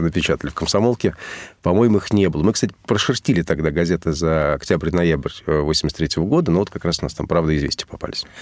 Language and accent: Russian; Moscow, Russia; also born or lived in Havana, Cuba / Montevideo, Uruguay; физически я родился в Гаване, а город родной Москва